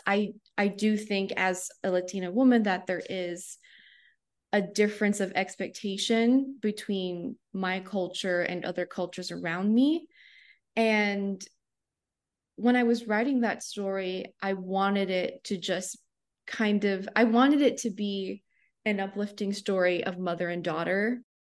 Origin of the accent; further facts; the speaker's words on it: Cape Coral, Florida, United States; moved away as an adult; also born or lived in Miami / Boston / Sarasota; now in Wichita, United States; I grew up in Cape Coral, Florida